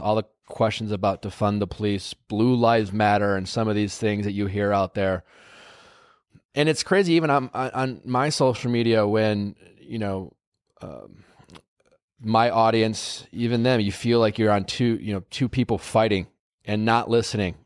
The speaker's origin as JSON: {"language": "English", "region": "Wisconsin", "country": "United States", "tie": "born or raised there", "said": "I told you I grew up in Wisconsin"}